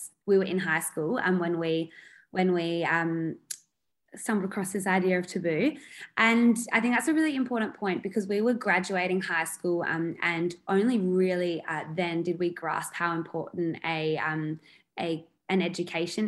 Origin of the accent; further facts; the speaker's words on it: South Australia, Australia; We are from South Australia